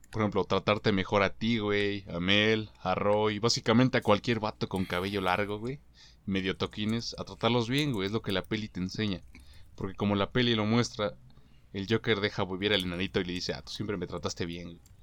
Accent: Mexico; En mi país todo conservador

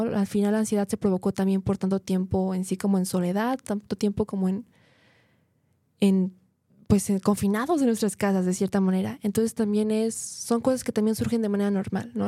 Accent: Guadalajara, Jalisco, Mexico

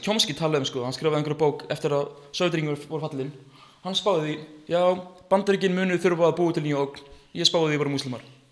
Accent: Iceland; ég er frá Íslandi

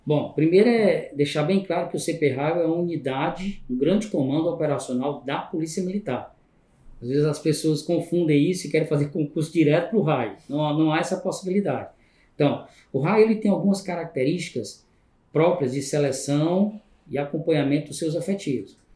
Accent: Fortaleza, Ceará, Brazil; Cresci aqui em Fortaleza, no bairro de Periferia, aqui no João 23

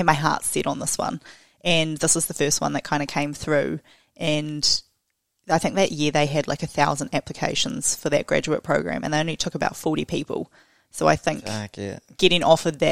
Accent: Tauranga, Bay of Plenty, New Zealand; moved away as an adult; now in Hamilton, New Zealand; I grew up in Tauranga, so when I came over to Hamilton for university

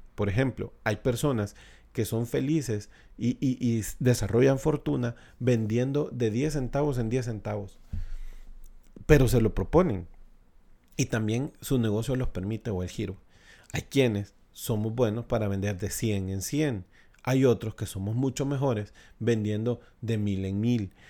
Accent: El Salvador; establecerme acá eh, en mi país, en El Salvador

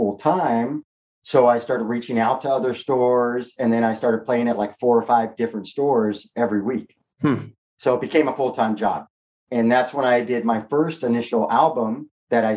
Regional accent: Southern California, United States; growing up in Southern California

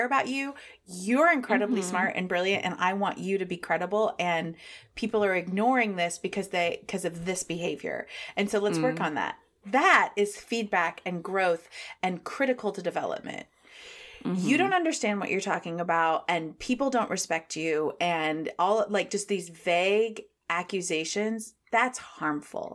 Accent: Midwest, United States; we're from the Midwest

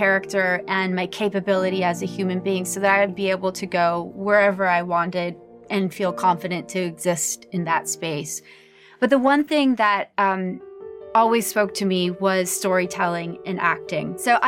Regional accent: Tokyo, Japan; born there; this is my story. I was born in Japan, in Tokyo, Japan

